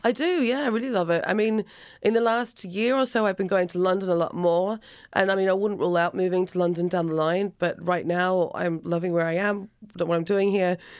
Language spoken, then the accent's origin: English; Alice Springs, Northern Territory, Australia; now in Ireland; I'm from Australia, a town called Alice Springs originally.